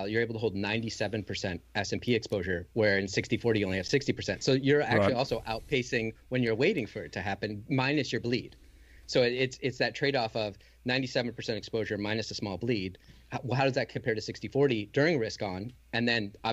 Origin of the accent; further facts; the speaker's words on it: Michigan, United States; I grew up in Michigan